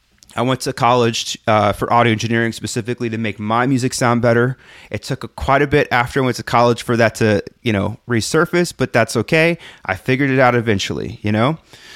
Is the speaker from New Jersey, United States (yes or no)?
no; Texas, United States; now in San Francisco, United States; I moved from my hometown of just outside of Houston to go to this enormous school in San Francisco where I studied filmmaking.